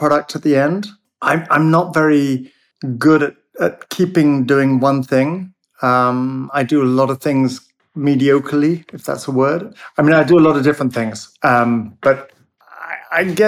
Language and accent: English; United Kingdom; now in London, United Kingdom; But we're British